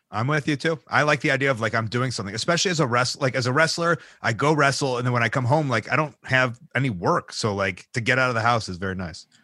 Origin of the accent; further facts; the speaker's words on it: Chicago, Illinois, United States; as a Chicagoan